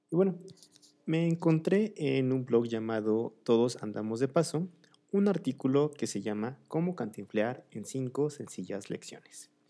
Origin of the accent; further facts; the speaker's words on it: Mexico City, Mexico; es un poco peligroso incluso para los que somos de aquí de la Ciudad de México.